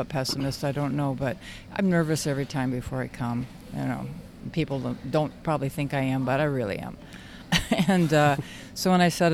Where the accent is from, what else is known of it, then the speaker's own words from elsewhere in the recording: Red Wing, Minnesota, United States; I am from Red Wing, Minnesota, which is 60 miles south of Minneapolis, St. Paul